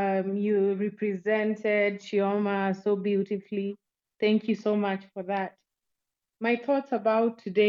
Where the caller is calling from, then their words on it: Nairobi, Kenya; I'm speaking from Nairobi, Kenya.